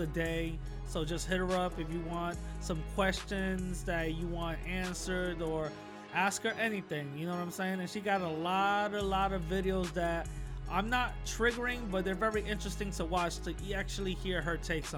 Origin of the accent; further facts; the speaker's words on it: New York, United States; I'm from New York, so we got our own little, you know, we got our own little way of, you know, talking